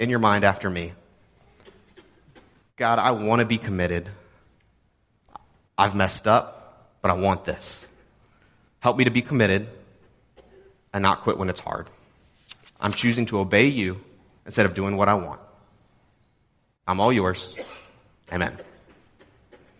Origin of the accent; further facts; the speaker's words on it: Texas, United States; moved away; I'm from Texas.